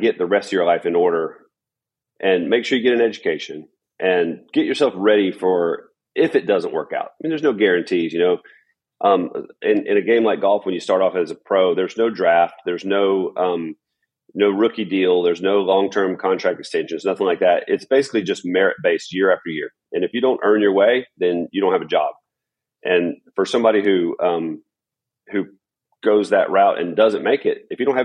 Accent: Florence, Alabama, United States; also born or lived in Huntsville, Alabama; I was born in Huntsville, Alabama, and my family moved over to Florence, Alabama when I was about five.

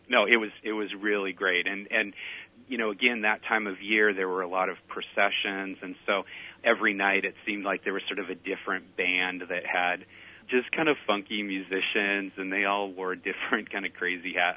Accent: Pacific Northwest, United States; I'm from the Pacific Northwest

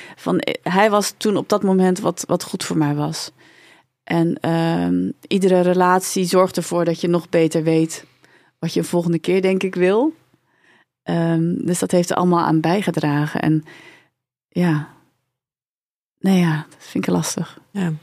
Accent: Hendrik-Ido-Ambacht, South Holland, Netherlands; also born or lived in South Korea; waar kom je vandaan? Dan zeg ik nou uit Hendrikje de Ambacht. Is de tweede vraag waar kom je echt vandaan? Uit Zuid-Korea.

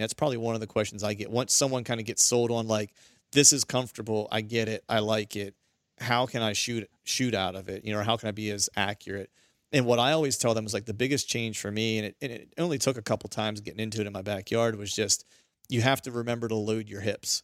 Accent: near Seven Springs, Pennsylvania, United States; Pennsylvania, which isn't, which is, you know, not far from my hometown.

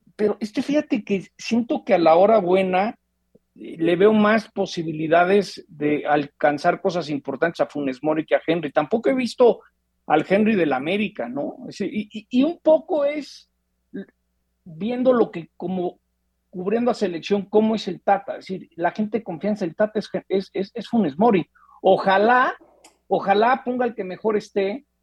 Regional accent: Mexico; como mexicano

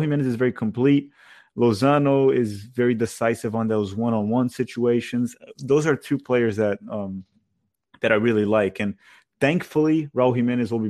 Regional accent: United States; As an American

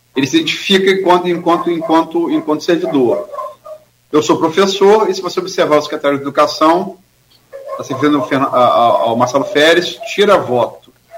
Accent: Campos dos Goytacazes, Rio de Janeiro, Brazil; also born or lived in Niterói / Atafona; nem em Niterói onde eu nasci, nem em Campos onde fui criado, nem no Rio onde eu vivi e nem em Atafona onde eu morei 11 anos

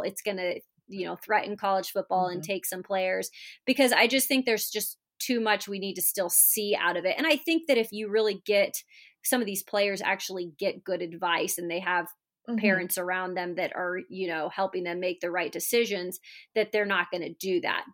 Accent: Washington, United States; I grew up in Washington State. It's a big basketball state

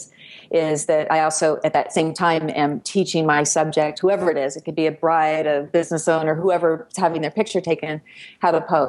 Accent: Livermore, California, United States; I grew up outside of San Francisco. I grew up in a town called Livermore.

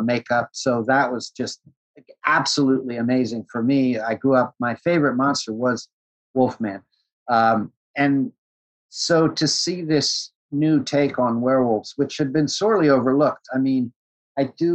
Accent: New York, United States; I grew up in New York

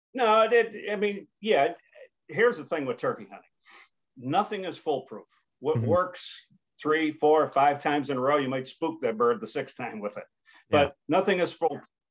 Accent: United States; also born or lived in New York / Pennsylvania; growing up in New York and Pennsylvania, was pretty much all public hunting ground

